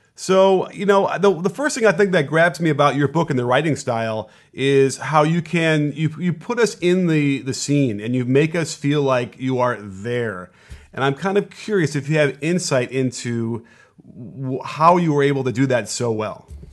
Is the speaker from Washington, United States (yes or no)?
no; Chicago, Illinois, United States; moved away as an adult; now in Los Angeles, United States; I grew up in Chicago and was at all the Bulls games